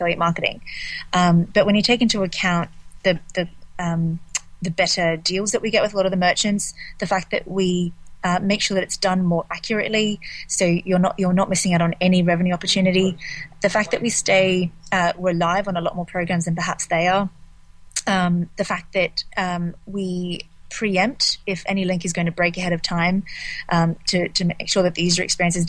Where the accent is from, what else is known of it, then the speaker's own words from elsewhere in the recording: Australia; now in London, United Kingdom; I'm from Australia. I live in London, and I spend half my time in New York and San Francisco.